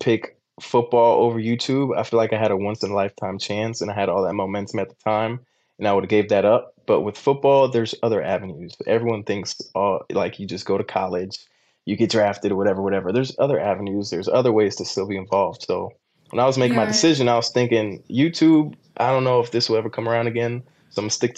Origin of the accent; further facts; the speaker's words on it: Costa Rica; moved away; I'm building one in my home country, Costa Rica, that I'm going to Airbnb out.